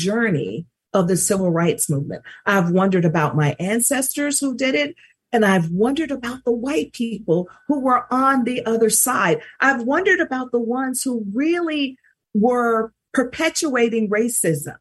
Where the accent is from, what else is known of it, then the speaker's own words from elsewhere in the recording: Mississippi, United States; she's so proud of being from Mississippi, and I am as well.